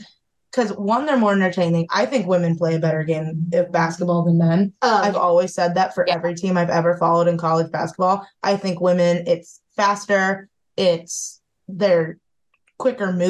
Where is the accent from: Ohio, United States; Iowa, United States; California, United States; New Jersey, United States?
Ohio, United States; Northeast; I am also from Northeast Ohio